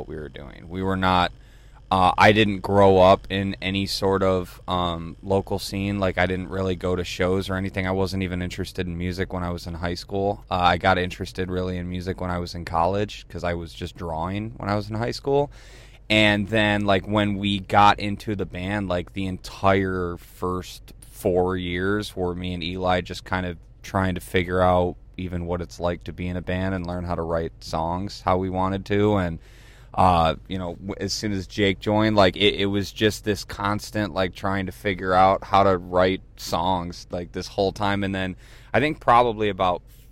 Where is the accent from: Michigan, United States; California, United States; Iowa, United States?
Michigan, United States; Detroit; also born or lived in Adrian, Michigan; I loved being from Detroit